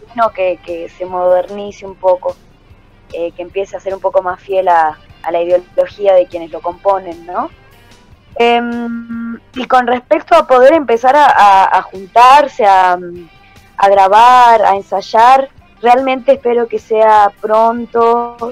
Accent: Salta, Argentina; now in Buenos Aires, Argentina; Yo soy salteña y en Salta

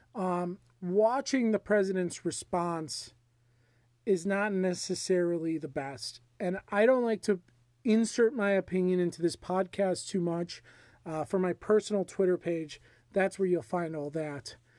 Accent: United States; as an American

